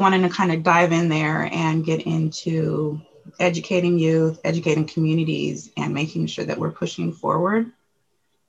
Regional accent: Portland, Oregon, United States; I am a Portland native of Northeast Portland. So grew up here

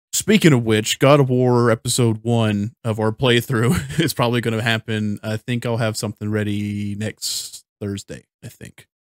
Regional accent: United States; I'm an American

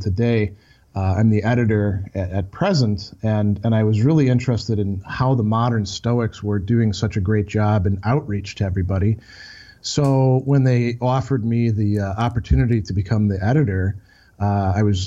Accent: Milwaukee, Wisconsin, United States; moved away as an adult; my hometown of Milwaukee, where I grew up a little bit outside of this area

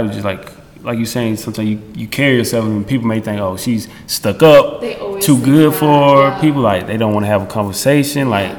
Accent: the South, United States; see, I'm from the South, so you know, I grew up on, you know, …, …, …, …, and ….

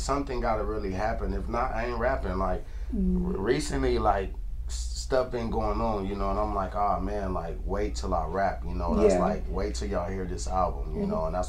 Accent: Victorville, California, United States; also born or lived in Lynwood; I'm from Victorville, California.

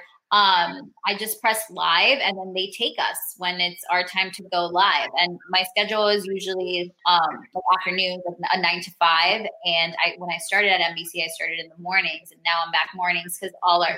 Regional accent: Miami Lakes and Miramar, Florida, United States; also born or lived in Bogota, Colombia; I was raised in between like Miami Lakes and Miramar, and then was in Broward

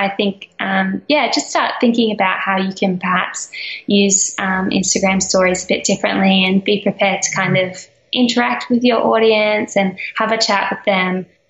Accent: Australia; for me being Australian

